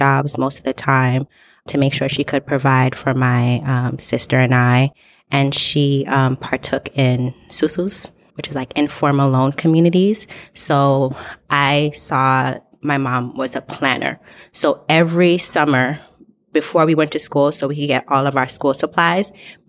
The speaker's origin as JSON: {"language": "English", "country": "Haiti", "tie": "born or raised there", "also_born_or_lived": "Brooklyn", "said": "So I was born in Brooklyn at Kings County. And then she took me back to Haiti."}